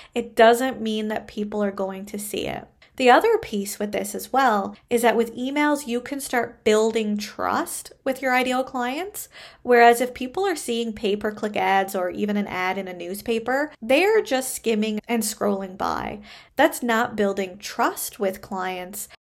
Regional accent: Canada; I am a Canadian social worker

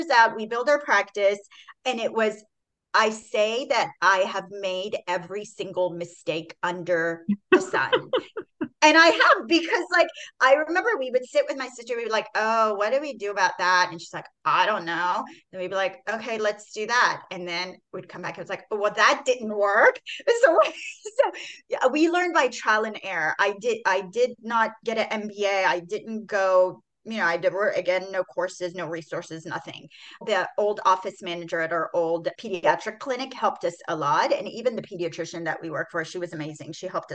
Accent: Houston, Texas, United States; also born or lived in Iran; I came here in fourth grade into Texas. I'm from Iran, and we literally moved to Houston, Texas. And I've been in Houston, Texas for like the past 30 years

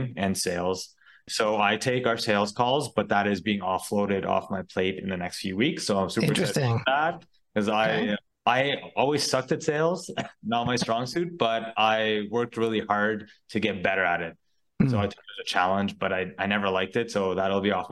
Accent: Ottawa, Ontario, Canada; also born or lived in Mexico; I was born and raised in Ottawa, Canada

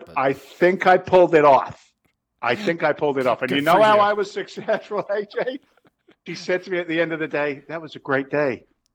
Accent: London, United Kingdom; now in United States; I'm an Englishman. I was born in London, but I carry an American passport.

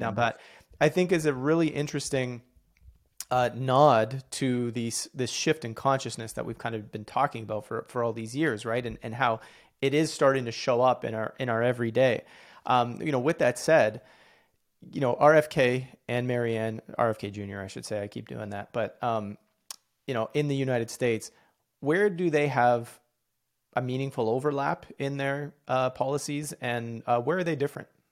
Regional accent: Canada; I'm Canadian

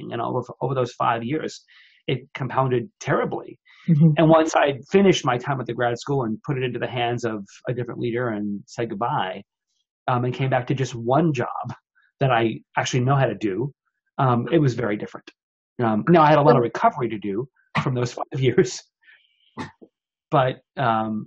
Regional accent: New York, United States; moved away as an adult; now in Seattle, United States; I was from New York

